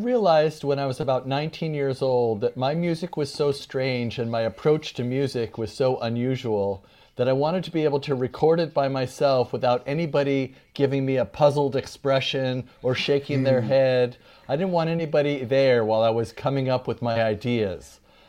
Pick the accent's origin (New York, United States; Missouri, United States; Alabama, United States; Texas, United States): New York, United States; New York City; I was born in New York and all my family members are from Brooklyn and the Bronx.